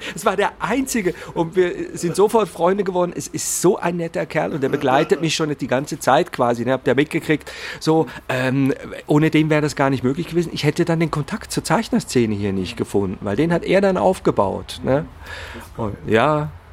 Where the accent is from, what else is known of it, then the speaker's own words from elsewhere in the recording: Zurich, Switzerland; ich komme ja aus Zürich